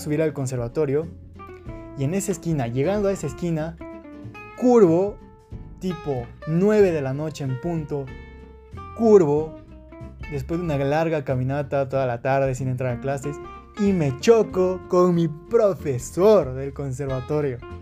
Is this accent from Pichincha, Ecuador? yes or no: yes; Quito, Pichincha, Ecuador; soy de Quito, Ecuador